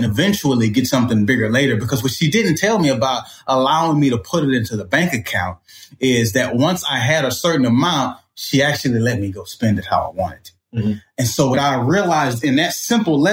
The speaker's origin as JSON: {"language": "English", "town": "Port Arthur", "region": "Texas", "country": "United States", "tie": "born or raised there", "said": "I grew up in Port Arthur, Texas"}